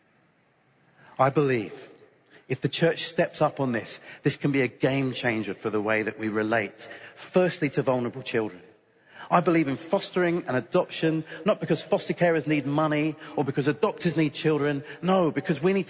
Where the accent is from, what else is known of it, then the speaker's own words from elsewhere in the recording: United Kingdom; I'm British